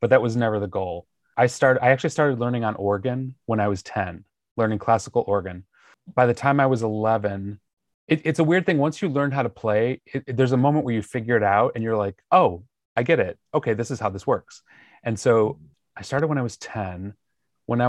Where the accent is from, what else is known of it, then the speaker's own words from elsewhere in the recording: Joliet, Illinois, United States; moved away as an adult; also born or lived in New York; now in Los Angeles, United States; I was born and raised basically the cornfields of Illinois, Joliet.